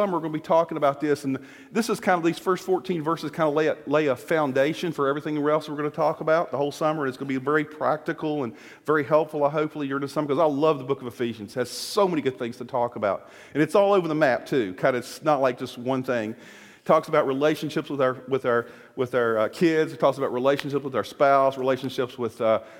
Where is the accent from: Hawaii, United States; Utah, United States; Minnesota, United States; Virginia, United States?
Virginia, United States; moved away; we use it in Virginia